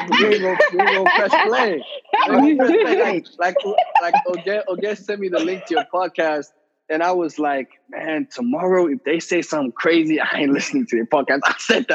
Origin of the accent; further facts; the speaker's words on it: South Africa; I grew up in South Africa